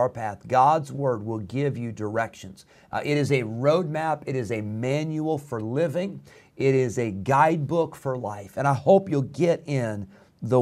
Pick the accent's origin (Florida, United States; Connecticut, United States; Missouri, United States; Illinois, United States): Illinois, United States; Rockford; moved away as an adult; also born or lived in Geneseo, Illinois; now in Roanoke Rapids, United States; I grew up in Rockford, Illinois, a town of 150,000 people. We moved when I was 16